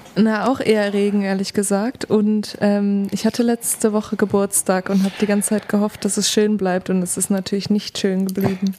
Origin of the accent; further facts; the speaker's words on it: Duisburg, North Rhine-Westphalia, Germany; accent: Ruhrpott-Slang; now in Leipzig, Germany; ich bin im Pott aufgewachsen, tatsächlich